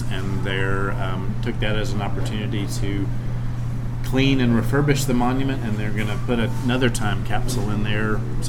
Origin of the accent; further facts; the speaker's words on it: Winston-Salem, North Carolina, United States; moved away as an adult; also born or lived in Maryville, Tennessee; now in Asheville, United States; both my wife and I grew up in Winston-Salem, and over the years, the 20 years we lived in Maryville